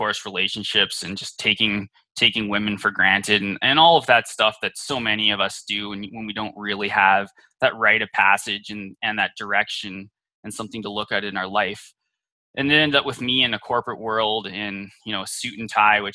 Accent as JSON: {"language": "English", "country": "Canada", "tie": "born or raised there", "said": "I was born up in Canada and was really raised in, you know, a semi-religious household"}